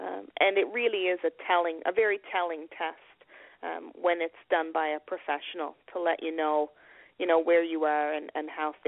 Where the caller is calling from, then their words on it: Nova Scotia, Canada; I'm calling from Nova Scotia, from Canada